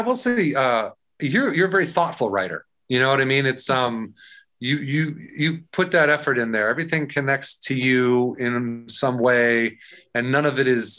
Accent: Warrenville, Illinois, United States; also born or lived in Ashland, Wisconsin; I'm from a, a, small town called Warrenville, Illinois

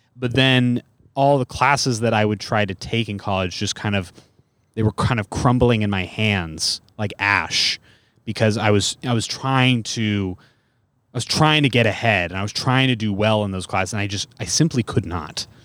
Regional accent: Bay Area, California, United States; I'm from the Bay Area

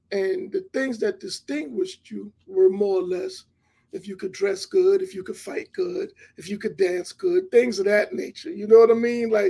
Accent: New York City, New York, United States; I, I, grew up in Hollis, Queens.

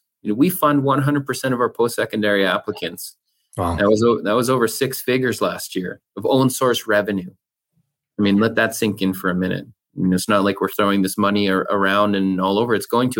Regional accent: Canada; And I'm proud Canadian, proud First Nation person.

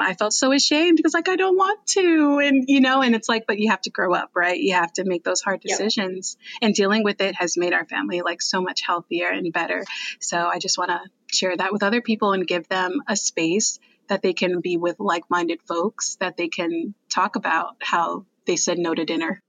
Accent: New Jersey, United States; moved away as an adult; also born or lived in New York; now in Texas, United States; I'm actually I'm from New Jersey

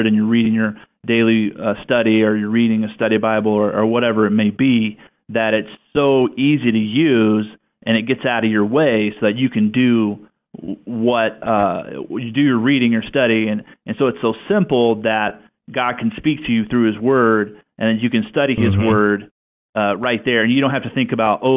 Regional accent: the South, United States; now in Pacific Northwest, United States; both from the South, and now we're up here in the Northwest

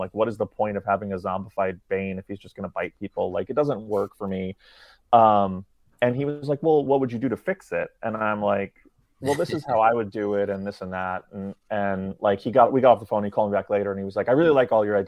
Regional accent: New York City, New York, United States; growing up in New York City.

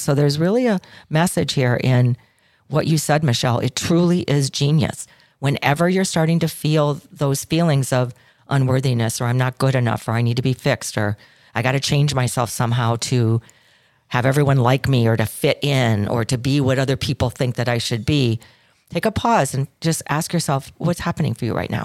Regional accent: Chicago, Illinois, United States; I'm from Chicago

